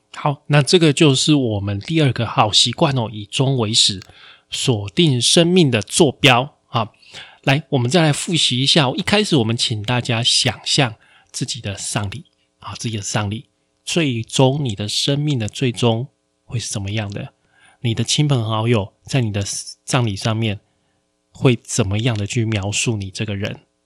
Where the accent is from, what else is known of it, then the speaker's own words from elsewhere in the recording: Taiwan; 我们台湾这边